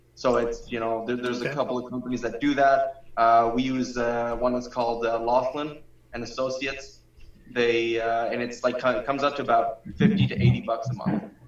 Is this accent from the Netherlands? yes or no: no; Canada; especially as a Canadian